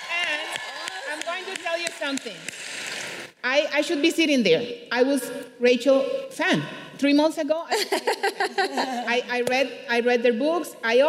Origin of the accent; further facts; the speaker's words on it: Colombia; moved away as an adult; now in United States; I came from Colombia.